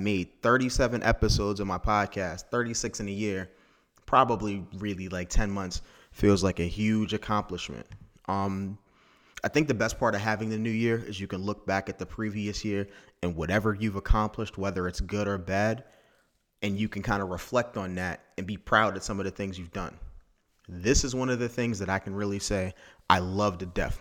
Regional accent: Maryland, United States; Technically, I'm from Maryland.

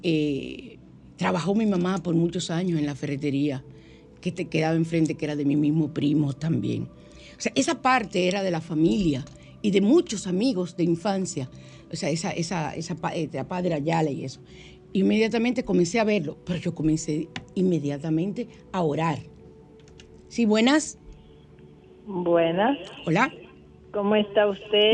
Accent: San Cristóbal, Dominican Republic; yo soy de allá de San Cristóbal también

